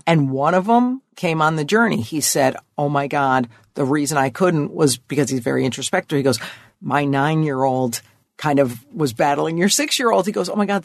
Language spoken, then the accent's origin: English; Connecticut, United States; Lower middle class. Um, father had a white collar ish job, mm-hmm. um, Connecticut